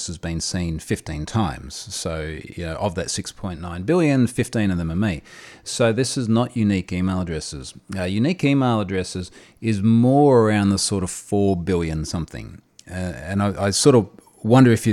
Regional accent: Australia; I'm an Australian security researcher

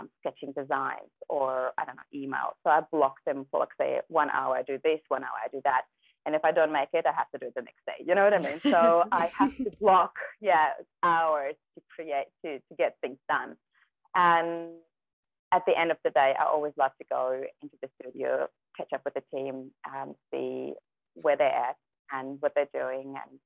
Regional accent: Germany; English is a second language; moved away as an adult; also born or lived in Kazakhstan; now in Gerringong, Australia; we grew up in Germany.

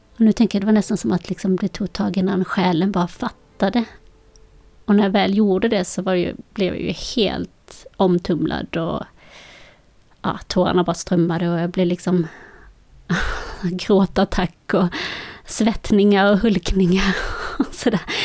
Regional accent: Malmö, Skåne, Sweden; also born or lived in Colombia; Jag befinner mig i vårt hus där jag är uppvuxen i Malmö.

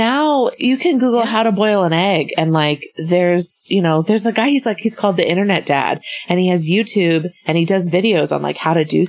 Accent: Midwest, United States; I'm from the Midwest.

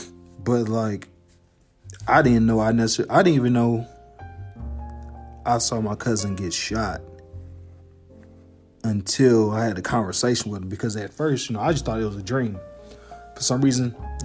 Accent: Harvey, Illinois, United States; because I'm originally from Harvey, Illinois. And Harvey is a suburb on the south side of Chicago.

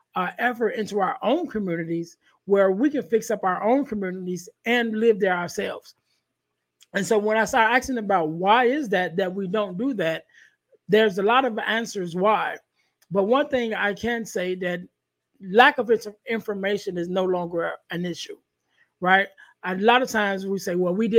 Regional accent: Chicago, Illinois, United States; I come from Chicago

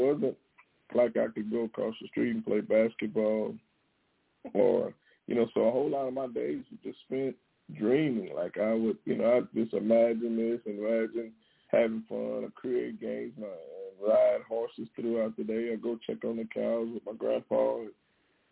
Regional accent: Texas, United States; I'm from Texas

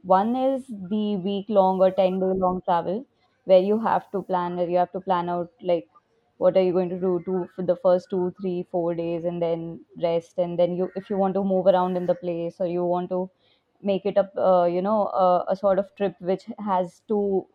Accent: Mumbai, Maharashtra, India; now in Bangalore, India; I'm from Mumbai, so we would go to Mahabaleshwar or Lonavala

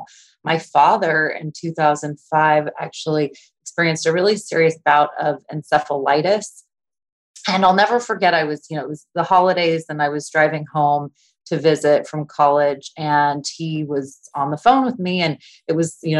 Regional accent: Orange County, California, United States; moved away; I grew up in Orange County, California

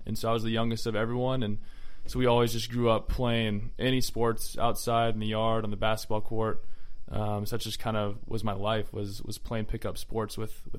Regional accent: Georgia, United States; So I actually root against my Hawks.

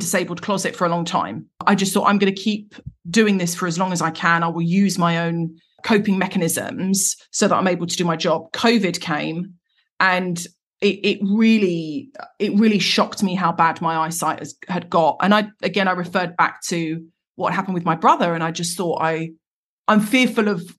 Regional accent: Croydon, London, United Kingdom; I'm from Croydon, South London. I'm from the Cronx

